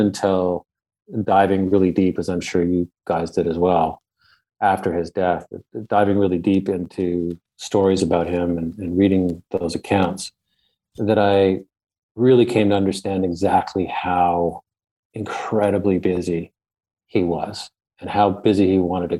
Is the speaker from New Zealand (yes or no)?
no; Ottawa, Ontario, Canada; I grew up in Ottawa, Canada, the capital of Canada.